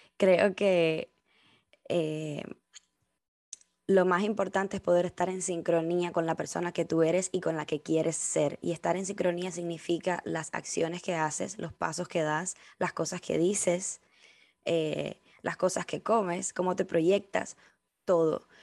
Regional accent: Cuba; moved away as an adult; now in United States; decirte que soy cubana, que nací en Cuba, que he vivido toda mi vida en Cuba

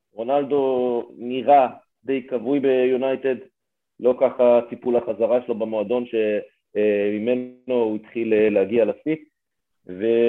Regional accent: Haifa, Haifa District, Israel; בתור בחור חיפאי

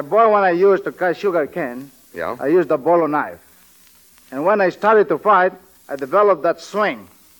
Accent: Manila, Metro Manila, Philippines; moved away; I was born in Manila, right there where they are bombing now.

